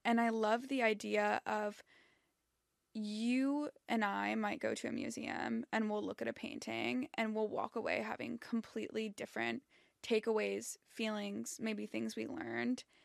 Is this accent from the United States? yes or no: yes; Southern California, United States; I grew up in Southern California.